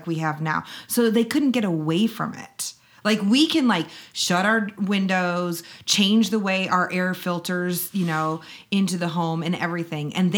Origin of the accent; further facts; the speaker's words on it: Illinois, United States; I'm from Illinois